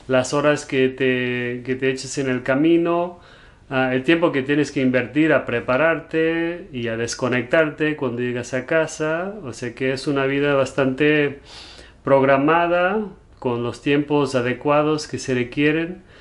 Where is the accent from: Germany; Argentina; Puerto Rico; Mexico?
Germany; Spanish is a second language; also born or lived in Spain / London, United Kingdom; now in United States; cuando me preguntan de dónde soy, a veces no sé bien cómo contestar porque crecí en Alemania, pero soy portugués me fui a vivir un tiempo a España, luego a Londres y ahora estamos aquí en Estados Unidos